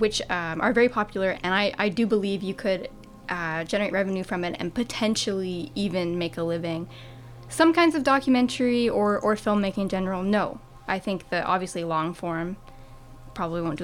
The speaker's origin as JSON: {"language": "English", "country": "Canada", "said": "a Canadian filmmaker"}